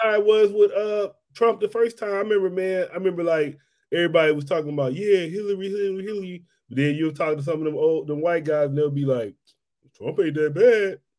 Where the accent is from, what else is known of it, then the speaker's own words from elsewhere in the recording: Mississippi, United States; moved away; I am from Mississippi